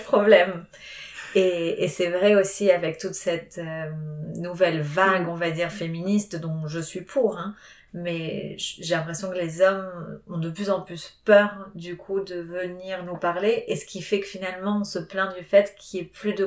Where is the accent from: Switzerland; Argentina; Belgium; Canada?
Argentina; moved away as an adult; now in Paris, France; j'ai grandi en Argentine